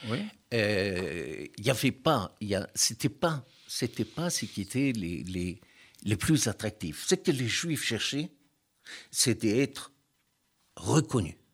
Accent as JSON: {"language": "French", "country": "France", "said": "Parce que on est français. On est israélite de France. On est français de confession israélite mais on est des Français."}